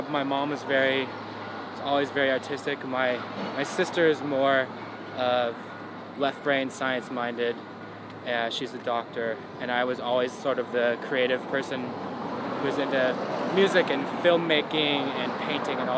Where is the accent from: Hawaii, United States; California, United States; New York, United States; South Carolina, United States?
California, United States; Goleta; I was born in Goleta, which is a little suburb north of Santa Barbara on the beautiful California coast